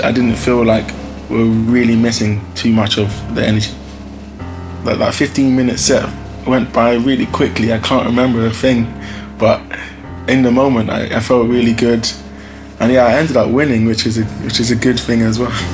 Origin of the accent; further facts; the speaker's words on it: London, United Kingdom; I'm from Hackney